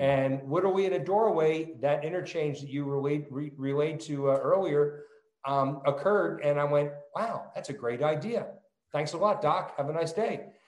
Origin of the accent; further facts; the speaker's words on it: New Jersey, United States; accent: New Jersey; moved away; also born or lived in California; I'm you know a born and raised New Jersey kid. It will clearly come out in my accent